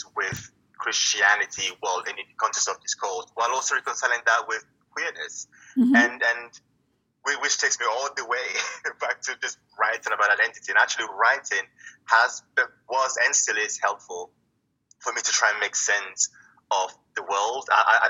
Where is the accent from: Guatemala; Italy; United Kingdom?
Italy; In terms of background, I was born and raised in Italy, and I'm a third culture kid.